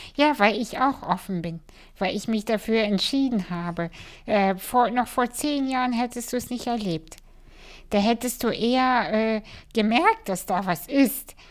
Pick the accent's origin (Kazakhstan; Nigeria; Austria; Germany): Kazakhstan; moved away; in Kasachstan geboren